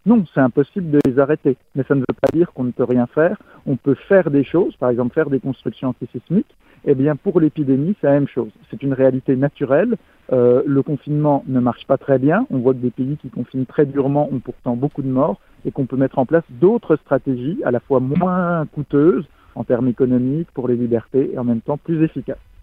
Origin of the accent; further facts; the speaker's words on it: France; en tant que Français